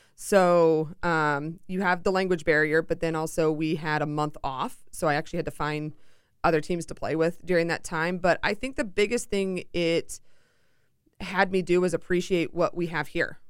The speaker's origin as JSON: {"language": "English", "town": "Seattle", "region": "Washington", "country": "United States", "also_born_or_lived": "Chicago", "moved": "as an adult", "said": "I'm originally from Seattle, so I flew halfway across the country to do my college career."}